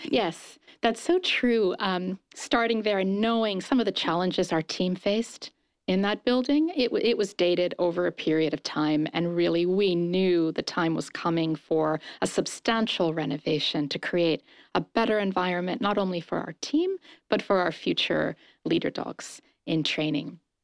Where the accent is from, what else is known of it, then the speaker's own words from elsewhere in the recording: Japan; also born or lived in London, United Kingdom; now in United States; I was raised in Japan